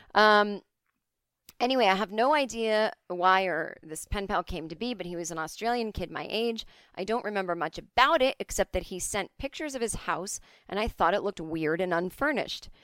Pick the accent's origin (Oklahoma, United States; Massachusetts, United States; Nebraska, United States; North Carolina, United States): Massachusetts, United States; Needham; my hometown of Needham, Massachusetts